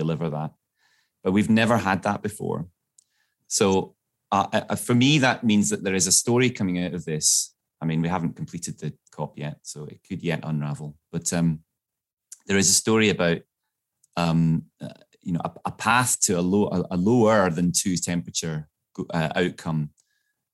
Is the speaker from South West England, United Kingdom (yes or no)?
no; Glasgow, Scotland, United Kingdom; I grew up in Glasgow